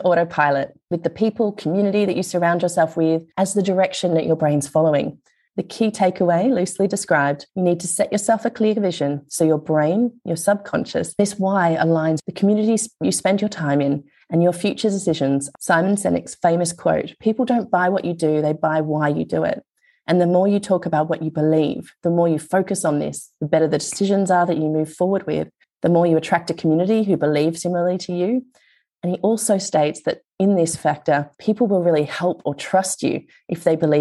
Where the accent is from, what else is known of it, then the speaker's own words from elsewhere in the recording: Australia; being Australian when you're in another country